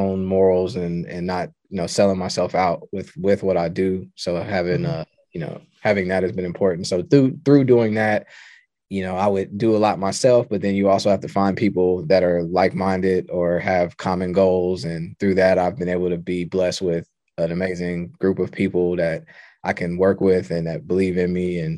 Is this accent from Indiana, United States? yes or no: yes; Indianapolis, Indiana, United States; I'm from the Midwest. I'm from Indianapolis, Indiana, but I've moved around a lot.